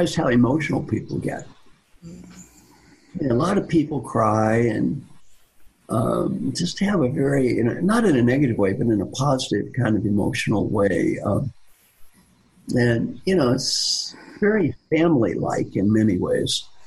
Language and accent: English; Kentucky, United States; I am from Kentucky